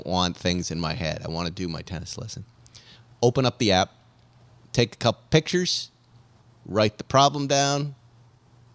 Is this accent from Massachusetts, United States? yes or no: yes; Boston, Massachusetts, United States; moved away; I'll be coming from Boston. I'm doing a thing with the Boston Red Sox, which is going to be great. I'm coming back to my hometown team.